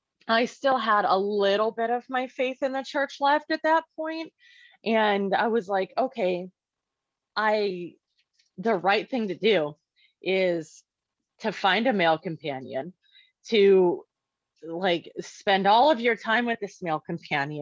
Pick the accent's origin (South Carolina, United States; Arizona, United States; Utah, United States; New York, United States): Arizona, United States; Maricopa County; I was actually born in a prison. I was born in the Maricopa County State Women's Facility or Women's Correctional Facility.